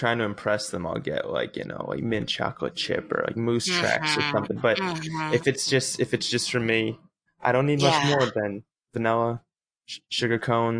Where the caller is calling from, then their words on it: Los Angeles, California, United States; I'm calling from North Hollywood, California.